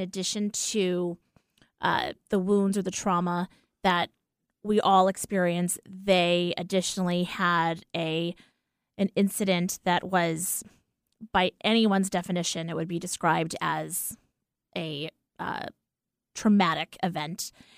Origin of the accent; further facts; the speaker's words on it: New York, United States; I'm a New Yorker.